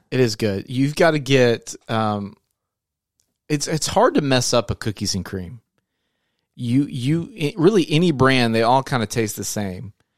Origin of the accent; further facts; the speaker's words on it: Searcy, Arkansas, United States; we're from Searcy, Arkansas, and so we have a hometown brand made here